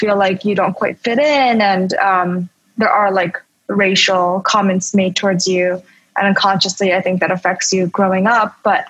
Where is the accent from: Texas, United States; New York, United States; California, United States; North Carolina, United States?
New York, United States; New York City; also born or lived in Bayside / New Hyde Park, Long Island / Whitestone / Florida; growing up in Flushing, it's known as like a very immigrant working class community